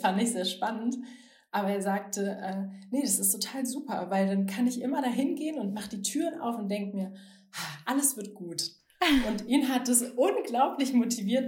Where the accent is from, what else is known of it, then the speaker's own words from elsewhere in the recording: Bonn, North Rhine-Westphalia, Germany; ich komme ja aus Bonn